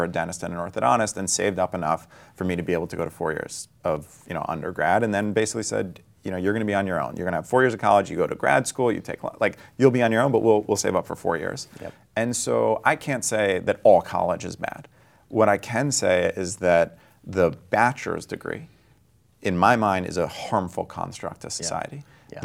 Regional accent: New York, United States; I think of myself as like a New Yorker with, you know, probably the interests of a Bay Area person, right?

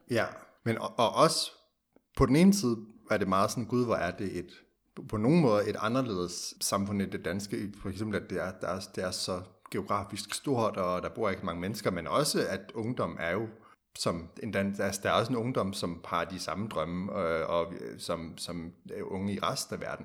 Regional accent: Denmark; vi som danskere

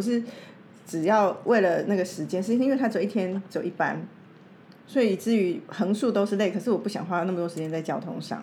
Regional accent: Taipei, Taiwan; 我从台北来，从台湾来

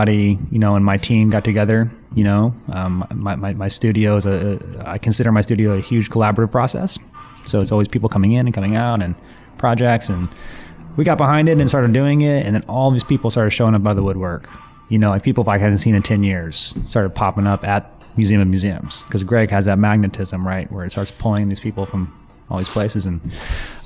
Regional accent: Athens, Georgia, United States; moved away as an adult; now in Seattle, United States; where I grew up in Athens, Georgia is a big music town

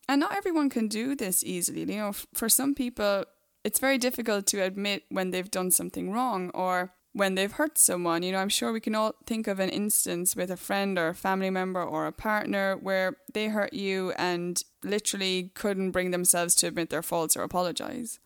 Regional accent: Ireland; Being from Ireland

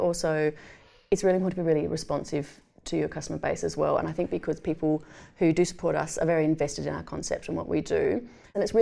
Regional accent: Tasmania, Australia; also born or lived in Canberra; now in Adelaide, Australia; I grew up in Tasmania and worked mainly in Canberra

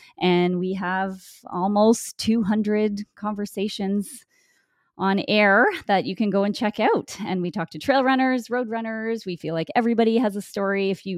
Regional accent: Winnipeg, Manitoba, Canada; I'm from Winnipeg, Manitoba, Canada. So it's pretty much central Canada.

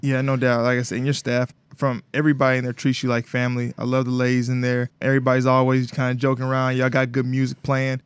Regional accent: Alabama, United States; moved away; Even though I grew up in Alabama, my roots are Mississippi

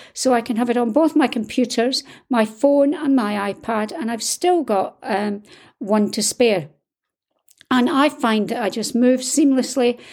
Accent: Scotland, United Kingdom; I'm Scottish

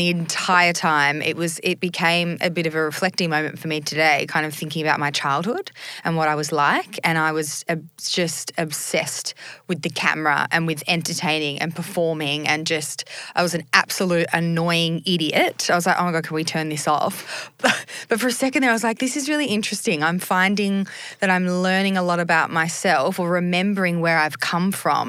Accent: Sydney, New South Wales, Australia; also born or lived in Bondi / Northern Beaches; now in Sydney, Australia; I grew up in a suburb called Greystanes

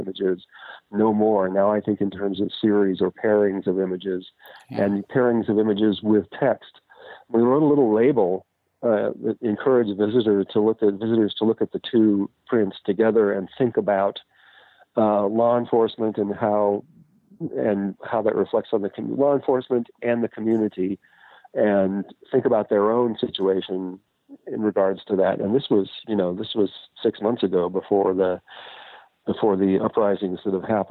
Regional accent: Oakland, California, United States; born and raised in Oakland

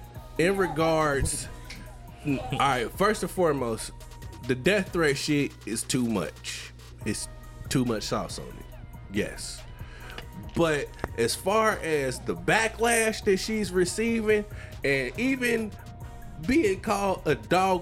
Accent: Indianapolis, Indiana, United States; I'm from Indianapolis, bitch.

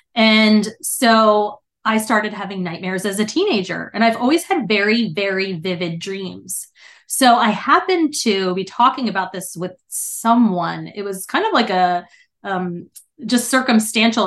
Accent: New Jersey, United States; now in Texas, United States; I'm originally from New Jersey

